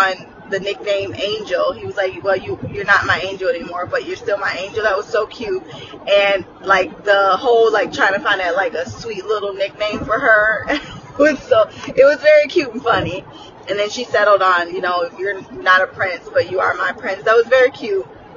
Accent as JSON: {"language": "English", "country": "United States", "said": "I am American"}